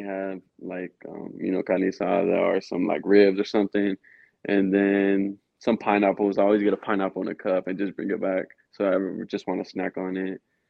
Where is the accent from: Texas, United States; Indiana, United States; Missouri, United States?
Texas, United States; San Antonio; moved away as an adult; now in Nebraska, United States; growing up in San Antonio